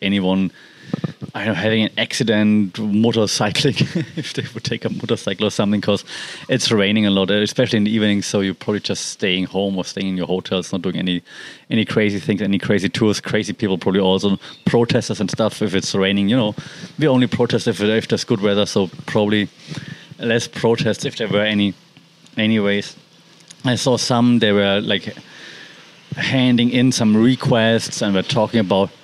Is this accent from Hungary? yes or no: no; Germany; accent: German; English is a second language; now in Thailand; I'm German, as you know and can guess from my accent